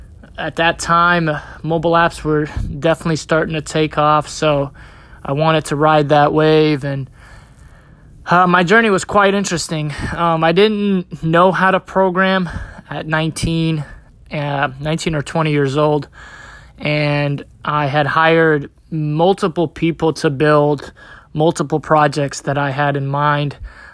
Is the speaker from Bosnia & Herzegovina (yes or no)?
yes; Bosnia & Herzegovina; now in United States; So I'm originally from Bosnia. I moved to the United States in 1997 due to a civil war in my country, and I have been here since then.